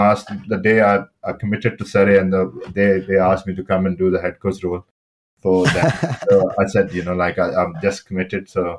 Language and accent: English; Pakistan